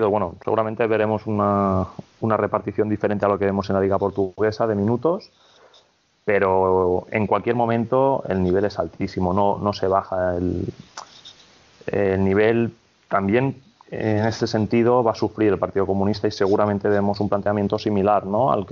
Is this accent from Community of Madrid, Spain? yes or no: no; Barcelona, Catalonia, Spain; Ojalá, de hecho, soy de Barcelona, etcétera.